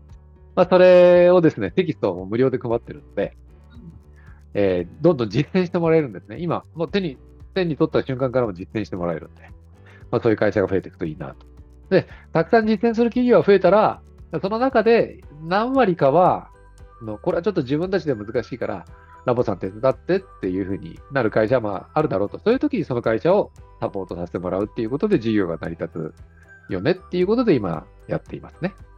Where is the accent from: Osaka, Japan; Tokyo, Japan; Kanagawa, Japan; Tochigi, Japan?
Kanagawa, Japan; moved away as an adult; now in Fukuoka, Japan; 僕自身はですね、もともと神奈川出身なんですけども、20年ほど前から福岡に移住しまして